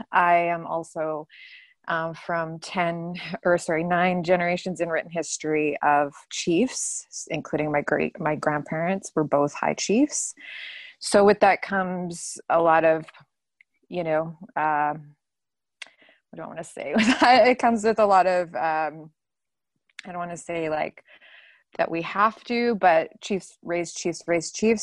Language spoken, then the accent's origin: English; Vancouver, British Columbia, Canada; I grew up in Gay Village, Vancouver